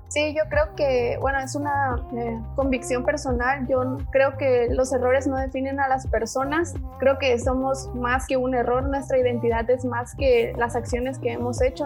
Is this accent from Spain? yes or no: no; Mexico; como cultura mexicana